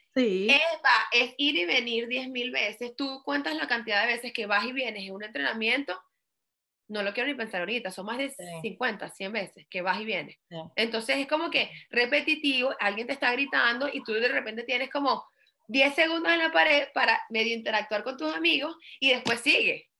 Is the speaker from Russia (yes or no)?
no; Venezuela; moved away as an adult; now in United States; en Venezuela como yo crecí